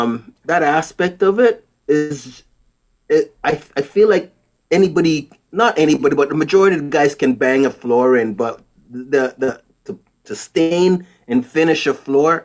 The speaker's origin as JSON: {"language": "English", "country": "Canada", "tie": "born or raised there", "also_born_or_lived": "Jamaica", "said": "I was born in Jamaica, came to Canada probably, 1975, a very long time ago, and went to school here, but I still have a bit of an accent."}